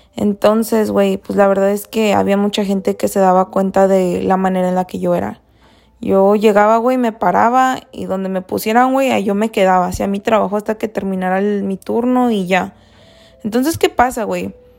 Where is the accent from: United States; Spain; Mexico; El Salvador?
Mexico; Soy de México